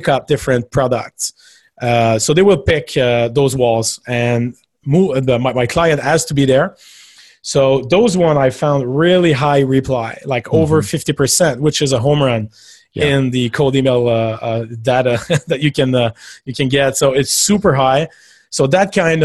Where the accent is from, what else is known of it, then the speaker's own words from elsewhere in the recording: Quebec, Canada; I'm from Quebec, Canada